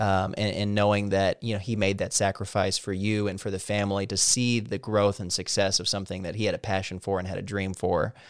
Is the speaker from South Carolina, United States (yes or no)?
no; Missouri, United States; I'm from Missouri